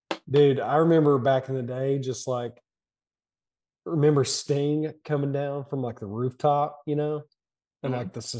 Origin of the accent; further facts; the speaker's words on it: Virginia, United States; And it was like, you're from Wise County. Holy shit. I'm from Dickinson. What?